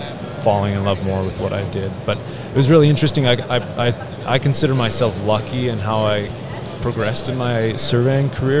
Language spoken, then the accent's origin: English; Canada; the local trade school in the city close to where I grew up in Canada, which is where I'm from